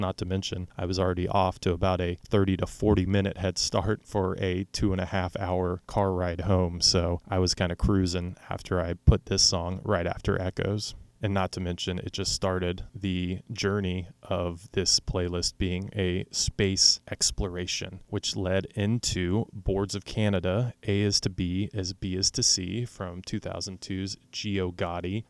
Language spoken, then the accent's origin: English; Oklahoma City, Oklahoma, United States; I'm from Oklahoma City